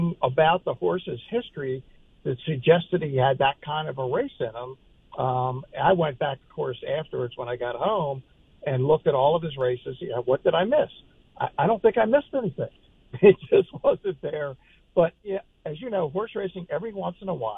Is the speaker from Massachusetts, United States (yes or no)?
no; Baltimore, Maryland, United States; It's my hometown